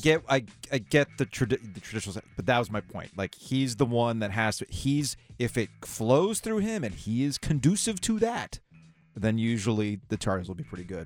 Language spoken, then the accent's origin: English; South Florida, United States; now in North Carolina, United States; I grew up in South Florida